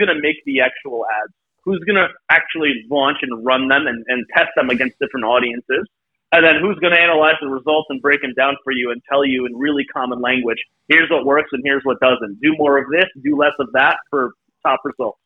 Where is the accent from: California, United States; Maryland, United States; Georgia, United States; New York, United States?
New York, United States; Brooklyn; I grew up in Brooklyn.